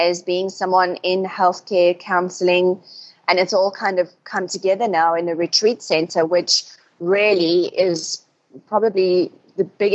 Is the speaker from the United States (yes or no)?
no; South Africa; moved away as an adult; also born or lived in United Kingdom / Asia; now in Thailand; I grew up in South Africa, and I've pretty much lived the last 20 years of my life in a very unconventional way